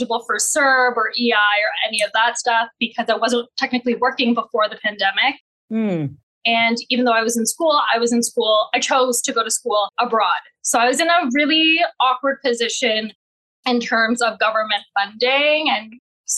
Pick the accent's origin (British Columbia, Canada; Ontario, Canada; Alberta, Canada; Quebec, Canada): Ontario, Canada; Mississauga; I am Canadian born and raised in Mississauga